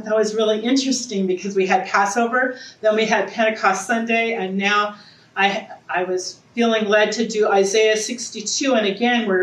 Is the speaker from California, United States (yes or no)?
yes; Southern California, United States; now in Eureka, United States; I'm originally from Southern California